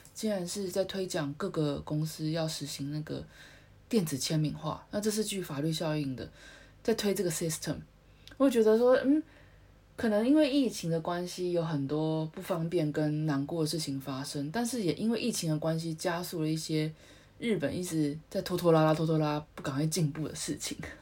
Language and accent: Chinese; Taiwan; now in Japan; 我们台湾信也是汉字嘛